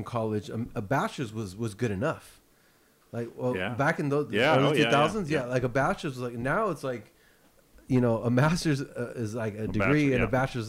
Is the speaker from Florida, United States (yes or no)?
no; San Jose, California, United States; moved away as an adult; also born or lived in Los Angeles; I grew up in San Jose.